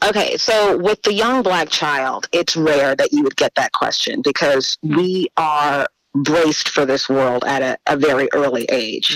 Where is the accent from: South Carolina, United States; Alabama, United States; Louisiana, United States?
Louisiana, United States; New Orleans; moved away as an adult; I, you know, was born and raised in New Orleans.